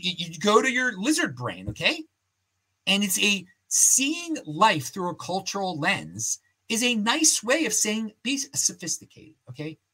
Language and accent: English; Baltimore, Maryland, United States; moved away as an adult; now in Salt Lake City, United States; where we grew up in Baltimore or Washington, D.C. area